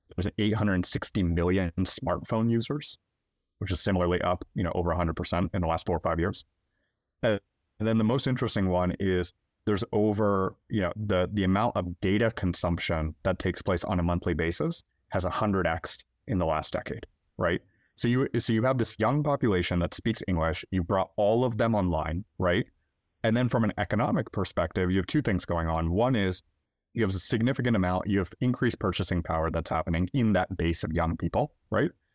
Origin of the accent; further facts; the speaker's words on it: India; now in United States; we're both from India originally